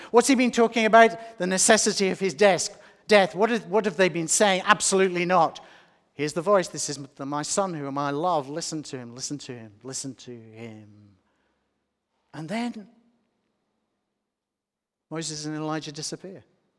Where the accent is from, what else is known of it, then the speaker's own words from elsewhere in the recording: Australia; also born or lived in England; If anyone is ashamed of me, I'm an Australian, but I'm also English, and I was around in England for a long time